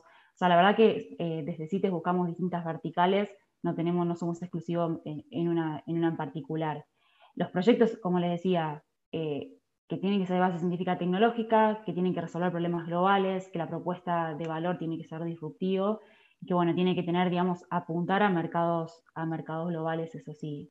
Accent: Esperanza, Santa Fe, Argentina; now in Sunchales, Argentina; soy nacida en Esperanza, Santa Fe, está a 40 kilómetros de la ciudad de capital, Santa Fe

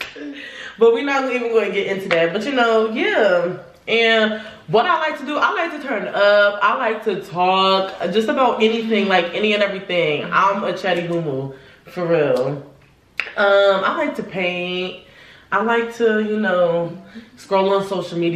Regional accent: New Jersey, United States; moved away as an adult; now in North Carolina, United States; But I'm from Jersey. I'm originally from Jersey. I moved to North Carolina like 2 years ago

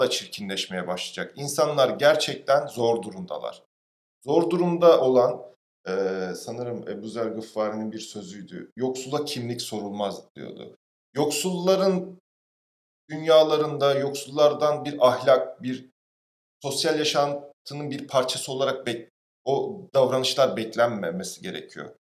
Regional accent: Istanbul, Turkey; Ben mesela tarla başında büyüdüm.

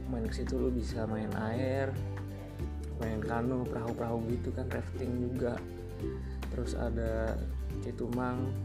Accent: Ciamis, West Java, Indonesia; gue kan asli kampung kampung gue itu di Ciamis Jawa Barat cuma tempat tinggal gue tuh desa gue tuh deketnya lebih ke Pangandaran gitu Kabupaten Pangandaran

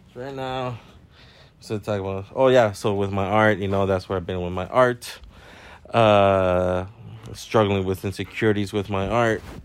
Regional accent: Southern California, United States; I'm from SoCal

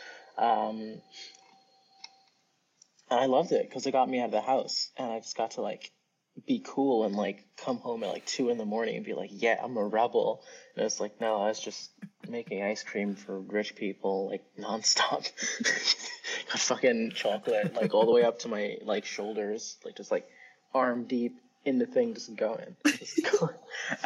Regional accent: New York City, New York, United States; accent: New Yorkese; So I'm from Brooklyn. I'm from New York. So actually, in New Yorkese

